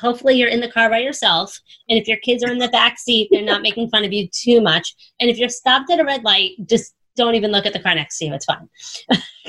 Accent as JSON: {"language": "English", "region": "New York", "country": "United States", "said": "I'm a girl from New York"}